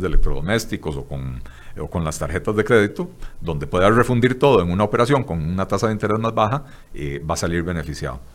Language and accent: Spanish; Costa Rica; lo que somos los ticos